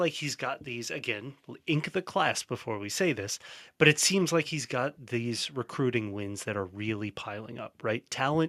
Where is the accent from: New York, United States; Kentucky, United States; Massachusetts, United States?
Kentucky, United States; Louisville; Jeff Brohm delivering in my hometown here.